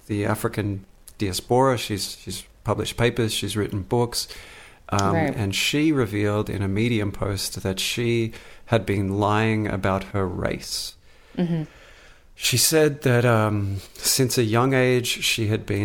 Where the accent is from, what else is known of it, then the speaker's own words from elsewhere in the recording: Australia; now in San Francisco, United States; Australia was my home country